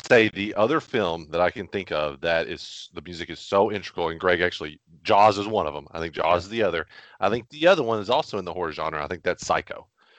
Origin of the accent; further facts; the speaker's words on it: Bowling Green, Kentucky, United States; because he really is from where we're from Bowling Green, from where we have lived for a long time.